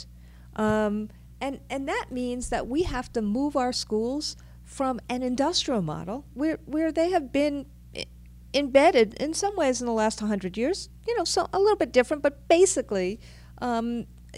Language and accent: English; New York City, New York, United States; I am a New Yorker